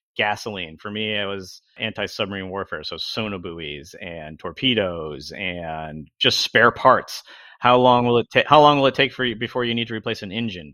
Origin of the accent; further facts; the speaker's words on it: Albany, New York, United States; now in Long Beach, United States; I grew up in upstate New York, in the Albany, New York region.